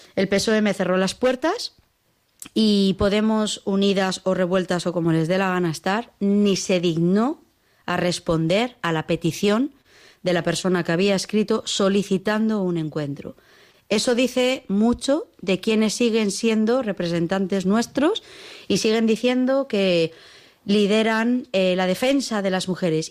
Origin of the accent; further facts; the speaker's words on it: Spain; Yo soy española